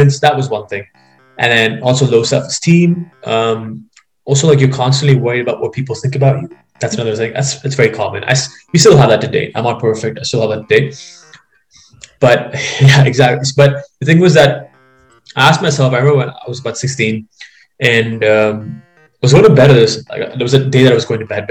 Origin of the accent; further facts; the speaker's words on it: Dubai, United Arab Emirates; moved away as an adult; now in London, Canada; basically was born and brought up in Dubai, actually. My family's still over there, and I lived there for the first 18 years of my life before being in Canada for the last 4 years.